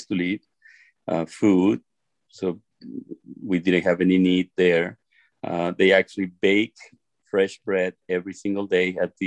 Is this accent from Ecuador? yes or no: yes; Ecuador; English is a second language; moved away as an adult; also born or lived in Sonoma County, California; now in United States; I was born in Ecuador, South America, third world country